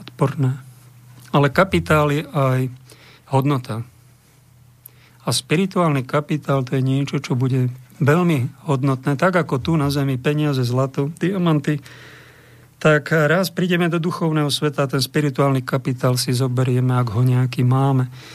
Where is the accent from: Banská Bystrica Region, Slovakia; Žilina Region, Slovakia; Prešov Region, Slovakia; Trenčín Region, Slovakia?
Trenčín Region, Slovakia; Bojnice; v mojom rodnom meste